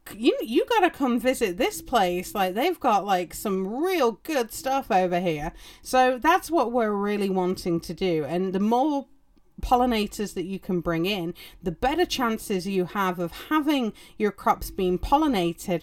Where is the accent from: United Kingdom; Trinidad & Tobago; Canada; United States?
United Kingdom; England; or as we know them in England